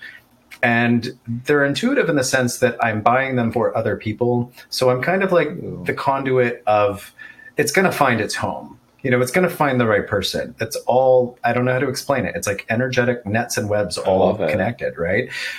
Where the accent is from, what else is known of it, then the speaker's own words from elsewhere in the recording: Texas, United States; I grew up in Texas